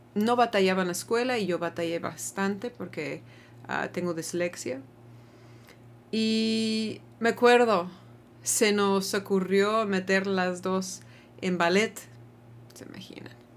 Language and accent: Spanish; United States; now in Mexico; cuando estoy en mi país, ya no me siento muy gringa tampoco